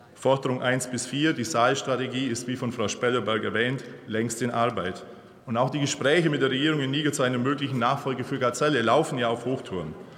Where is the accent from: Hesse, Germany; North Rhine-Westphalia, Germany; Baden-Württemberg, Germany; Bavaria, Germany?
Bavaria, Germany; ich komme aus Bayern